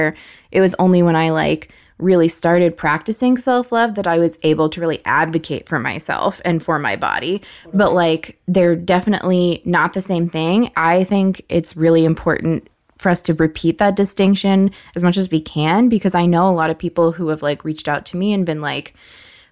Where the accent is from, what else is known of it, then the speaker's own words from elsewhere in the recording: United States; as an American, I had a weak body used to air conditioning